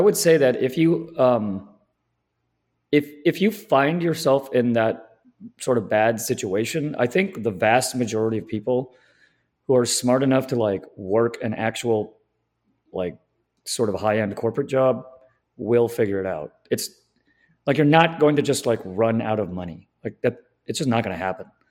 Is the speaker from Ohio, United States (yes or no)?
no; Southern California, United States; I'm from SoCal